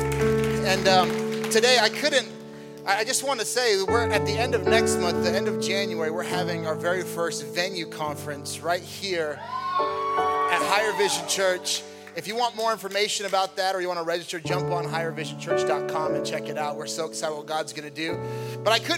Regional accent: Nebraska, United States; moved away; I was born and raised in Nebraska

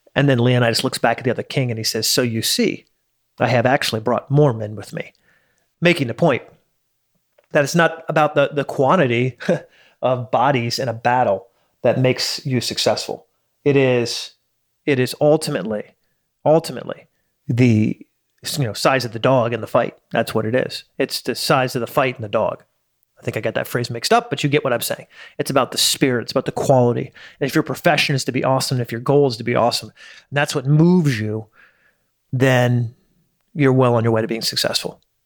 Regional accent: United States; I'm an American in Dubai

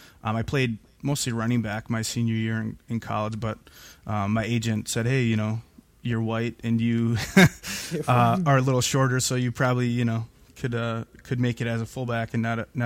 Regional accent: Green Bay, Wisconsin, United States; I was born and raised in Green Bay. Went to Green Bay East High School. You know, pretty plain middle America here.

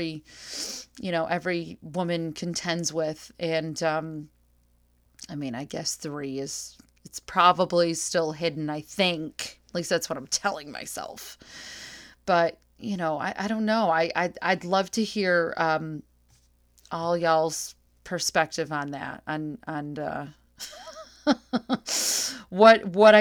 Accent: New Hartford, New York, United States; from upstate New York, like myself. I'm from New Hartford.

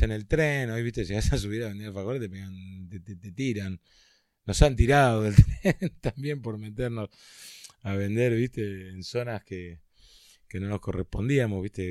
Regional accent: Carapachay, Buenos Aires Province, Argentina; nací en Carapachay

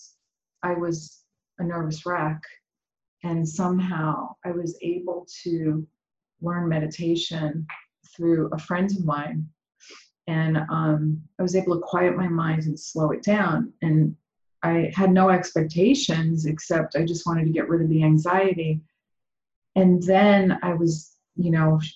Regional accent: New York City, New York, United States; moved away as an adult; also born or lived in Malibu, California; now in California, United States; I was born and raised in Brooklyn, New York, in a very religious Jewish community.

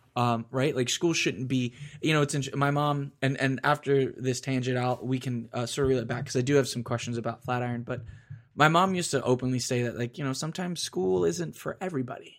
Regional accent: Florida, United States; I grew up in Florida.

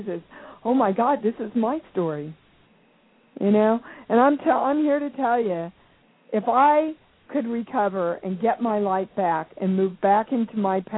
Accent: Kansas, United States; moved away as an adult; also born or lived in New York; I come from Kansas, and my big lesson in the Baptist/Methodist churches and upbringing that I had

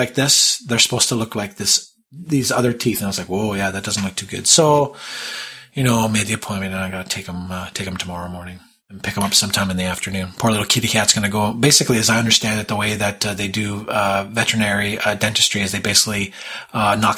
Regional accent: Toronto, Ontario, Canada; my hometown of Toronto

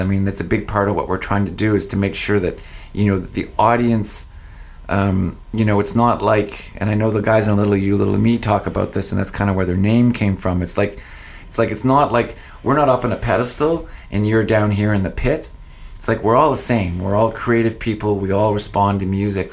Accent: Fredericton, New Brunswick, Canada; moved away as an adult; also born or lived in Ontario / Sackville, New Brunswick; now in Saint John, Canada; I went to Fredericton, which is my hometown, thinking I'd move back to my hometown

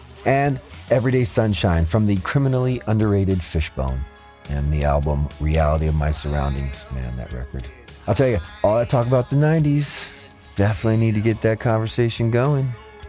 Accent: Fresno, California, United States; And I'm from Fresno

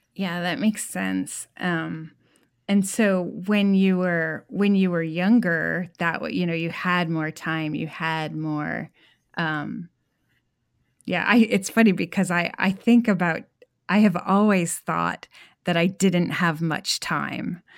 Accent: New England, United States; now in Texas, United States; I grew up in New England, and now I live in Texas

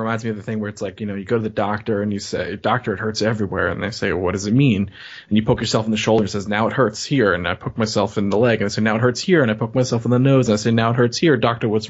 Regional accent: New York, United States; now in Rhode Island, United States; You know, I grew up in New York. I live in Rhode Island. I drive a lot in Boston.

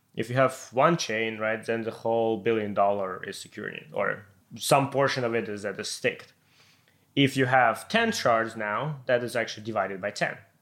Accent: Ukraine; moved away; I'm coming from Ukraine

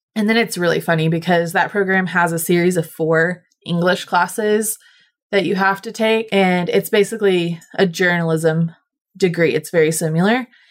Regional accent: Cushing, Oklahoma, United States; I grew up in Cushing, which hilariously is known as the pipeline crossroads

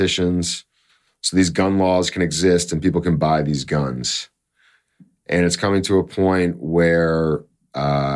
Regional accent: Canada; I'm Canadian

